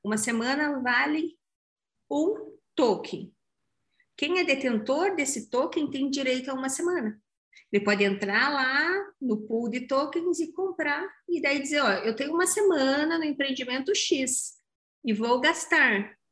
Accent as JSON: {"language": "Portuguese", "town": "Curitiba", "region": "Paraná", "country": "Brazil", "said": "Eu sou bairrista, eu sou curitibana, eu amo o Vale do Pinhão"}